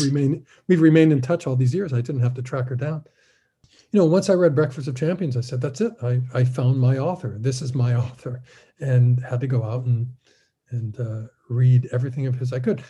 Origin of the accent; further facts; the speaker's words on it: Fullerton, California, United States; at my library in my hometown in Fullerton